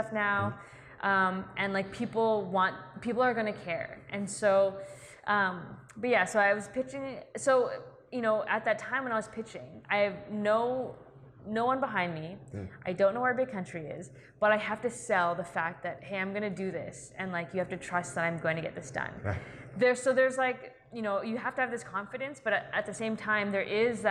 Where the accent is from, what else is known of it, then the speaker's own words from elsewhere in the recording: Vancouver, British Columbia, Canada; I grew up in Vancouver